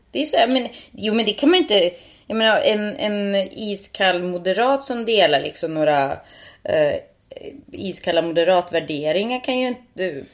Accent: Sweden; first language Finnish; Swedish is a second language; jag då är född och uppvuxen i Sverige

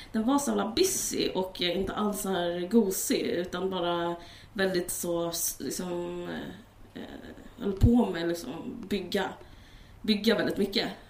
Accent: Stockholm, Stockholm County, Sweden; vi växte upp i Akalla, mina brorsor i Bergshamra

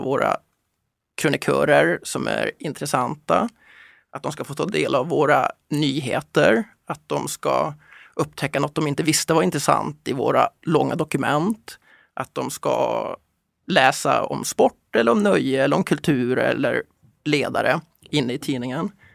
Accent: Kiruna, Norrbotten County, Sweden; När jag växte upp i Kiruna

